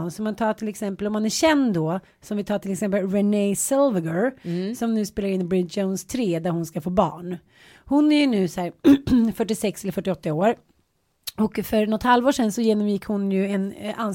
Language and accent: Swedish; Canada; jag är från Kanada.